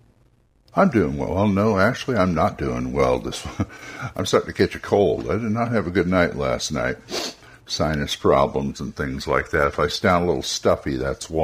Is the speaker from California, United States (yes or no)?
yes; California, United States; I'm from California